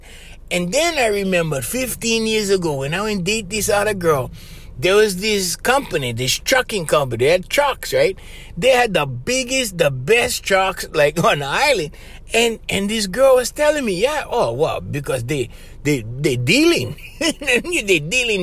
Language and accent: English; Hawaii, United States